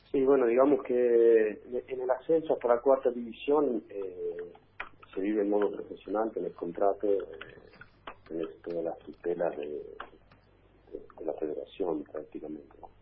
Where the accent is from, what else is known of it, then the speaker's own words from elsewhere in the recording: Argentina; now in Rome, Italy; cuando uno es argentino y está lejos, eh, parece que sos más argentino todavía